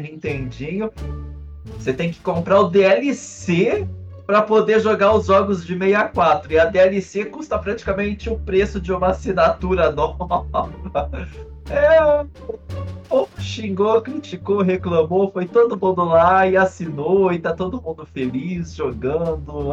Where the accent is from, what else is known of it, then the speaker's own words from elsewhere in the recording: Brazil; a gente é brasileiro